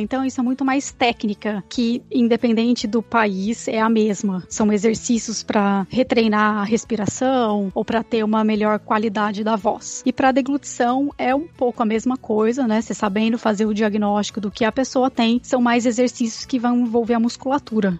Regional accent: Campinas, São Paulo, Brazil; first language Portuguese; moved away as an adult; also born or lived in Iowa, United States; now in Syracuse, United States; eu sou de Campinas, São Paulo. Morei minha vida inteira em Campinas até eu mudar para os Estados Unidos

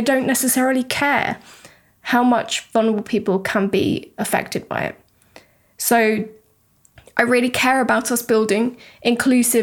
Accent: United Kingdom; now in Europe; a British person living in Europe right now.

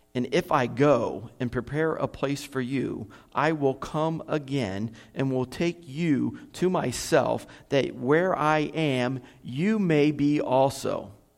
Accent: United States; moved away as an adult; now in Kherson, Ukraine; I'm an American

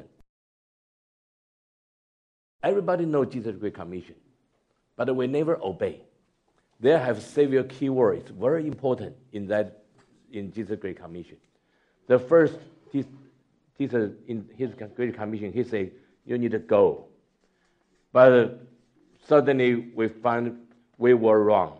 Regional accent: Taiwan; moved away as an adult; also born or lived in United States / China / Singapore; I was born in Taiwan, grew up from Taiwan, and then passed the Chinese church in the States

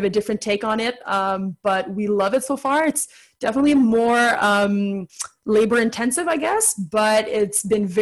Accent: Ottawa, Ontario, Canada; I'm from Ottawa, east of Ottawa

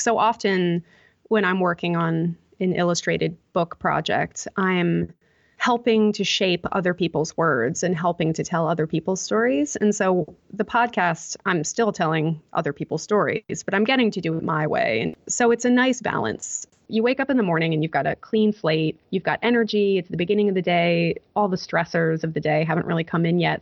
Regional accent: United States; moved away as an adult; now in Melbourne, Australia; as an American, I think now that I'm in Australia

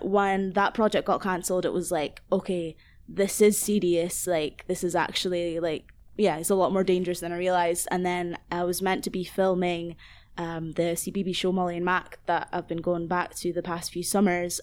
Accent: Aberdeen, Scotland, United Kingdom; moved away as an adult; now in Glasgow, United Kingdom; I grew up in Aberdeen, um, like, basically my whole life, and now I live in Glasgow, in Southside.

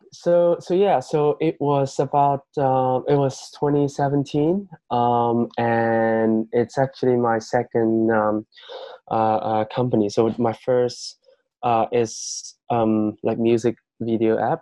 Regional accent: Yunnan, China; moved away; my hometown um, is in um, a province in mainland China called um, Yunnan

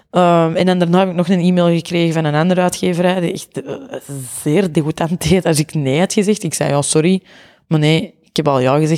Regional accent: Antwerp, Belgium; Dat komt sowieso deels door mijn accent. Dat is gewoon zo. Antwerpenaren komen heel arrogant over.

